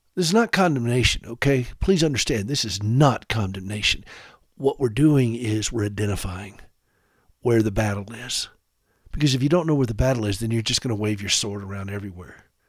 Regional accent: South Carolina, United States; I grew up in South Carolina

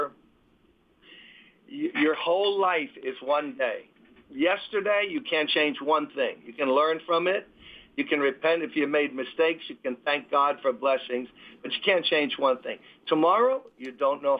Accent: New York City, New York, United States; I'm born and raised in Brooklyn.

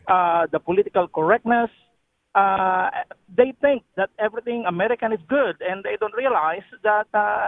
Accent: Philippines; now in Texas, United States; I am originally from the Philippines. I've been here 33 years in the United States.

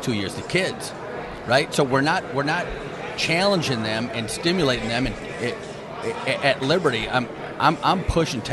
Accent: Michigan, Minnesota, Midwest, United States; I'm from Michigan, Minnesota

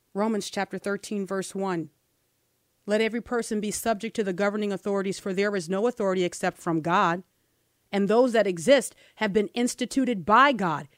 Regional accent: New Orleans, Louisiana, United States; a black girl growing up in New Orleans without her father

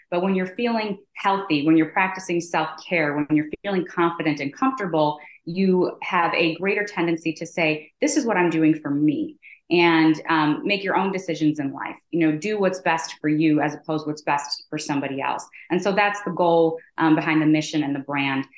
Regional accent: Chicago, Illinois, United States; also born or lived in Michigan; born and raised in Chicago

